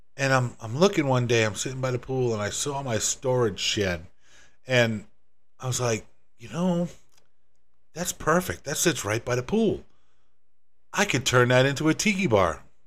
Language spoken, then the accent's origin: English; Northeast US, United States; moved away as an adult; also born or lived in Rhode Island / Massachusetts; now in Florida, United States; I'm originally from the Northeast, from Rhode Island in Massachusetts, and, uh, spent most of my life up there